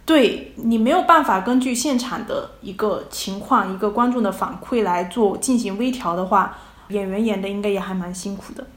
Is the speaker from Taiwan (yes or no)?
no; Fujian, China; now in Utrecht, Netherlands; 我是福建人，普通话并不是非常标准